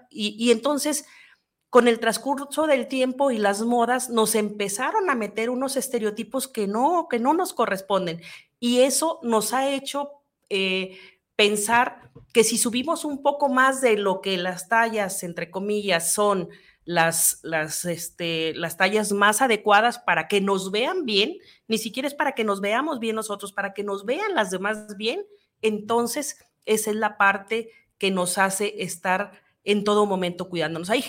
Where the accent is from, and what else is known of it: Mexico